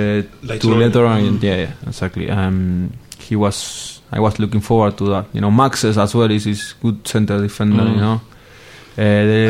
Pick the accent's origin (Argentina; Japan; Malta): Argentina; English is a second language; moved away as an adult; also born or lived in Italy / Spain; I come from Argentina, South America